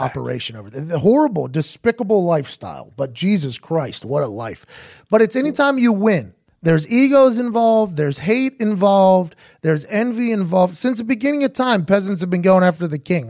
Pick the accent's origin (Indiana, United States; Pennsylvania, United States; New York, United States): Pennsylvania, United States; Pittsburgh; I'm from Pittsburgh